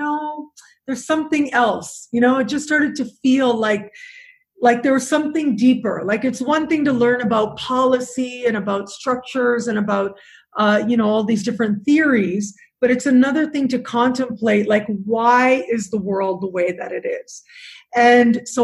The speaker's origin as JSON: {"language": "English", "town": "Toronto", "region": "Ontario", "country": "Canada", "tie": "born or raised there", "also_born_or_lived": "England", "moved": "as an adult", "lives_now": "Cancun, Mexico", "said": "So I born and raised in Canada. I did go to university for a year in England, but other than that, you know, very much a Toronto girl, downtown, lived many years in downtown Toronto"}